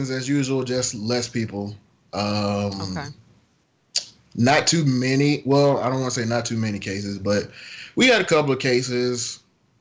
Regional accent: the South, United States; now in Las Vegas, United States; I'm from the South

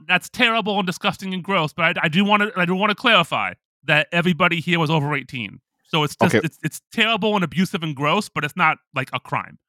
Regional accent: Oakland, California, United States; growing up in Oakland, California, same thing.

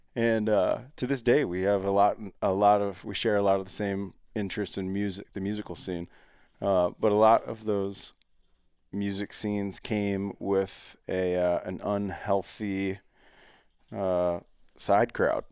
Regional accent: Ohio, United States; I grew up in Ohio

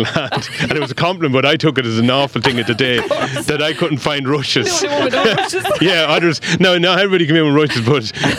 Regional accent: Westmeath, Ireland; accent: Westmeath; now in Clare, Ireland; I come from a farm in Westmeath, and I'm from Clare. Those that know me, they pick up the accent down here to know. I still have got the Westmeath.

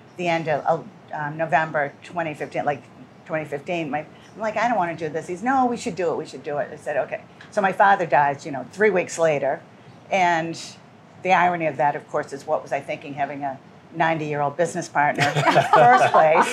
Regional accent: Gloucester, Massachusetts, United States; I grew up in Gloucester on the Boulevard, off island

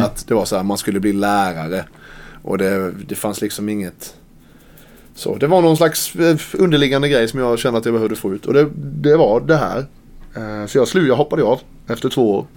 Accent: Karlskrona, Blekinge, Sweden; now in Malmö, Sweden; Karlskrona, min hemstad

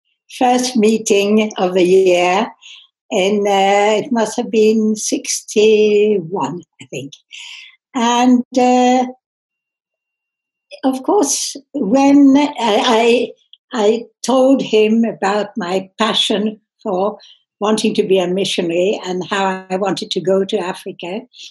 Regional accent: England, United Kingdom; born there; moved away as an adult; also born or lived in France; I was born in England in 1940. I was educated in France. I studied at the university in Reading in Berkshire.

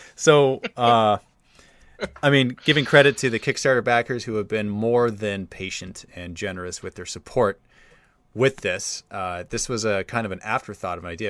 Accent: Australia; accent: Australian

